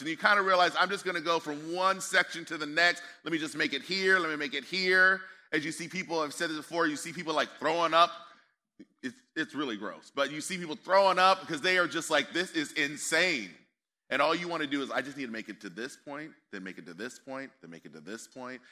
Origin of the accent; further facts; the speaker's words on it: United States; also born or lived in Northern California; So I'm American